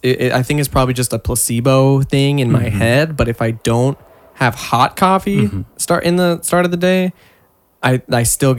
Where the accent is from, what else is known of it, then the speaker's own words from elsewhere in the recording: Washington, United States; now in California, United States; before I moved here, like in Washington, I was like, man, I fucking hate the cold. This shit. I moved to California